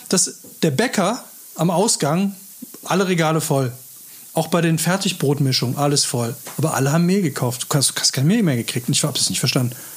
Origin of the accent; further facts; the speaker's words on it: Northern Germany, Germany; now in Cologne, Germany; ich bin halt aus Norddeutschland